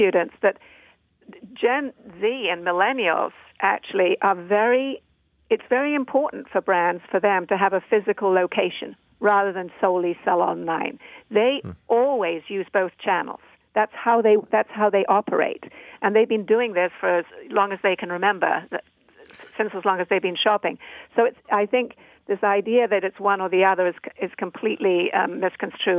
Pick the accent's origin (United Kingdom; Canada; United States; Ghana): United Kingdom; I'm a Brit